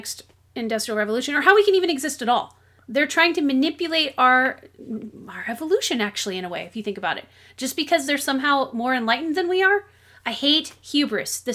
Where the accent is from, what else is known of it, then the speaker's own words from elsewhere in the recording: United States; I'm an American.